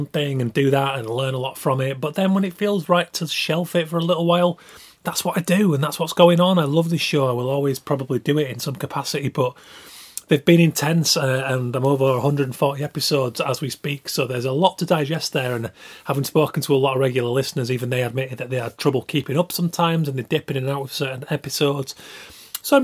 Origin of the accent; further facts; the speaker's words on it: Yorkshire and the Humber, United Kingdom; I am from Yorkshire